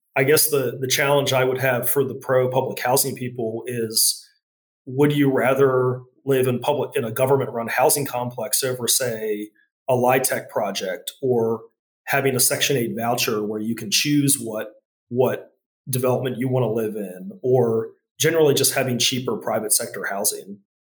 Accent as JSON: {"language": "English", "town": "Charlottesville", "region": "Virginia", "country": "United States", "tie": "born or raised there", "said": "my hometown of Charlottesville"}